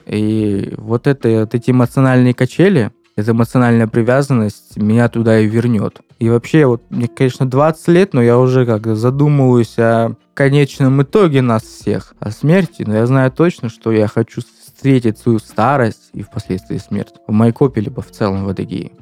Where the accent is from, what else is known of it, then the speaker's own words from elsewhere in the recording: Maykop, Adygea, Russia; moved away as an adult; now in Krasnodar, Russia; в моем родном городе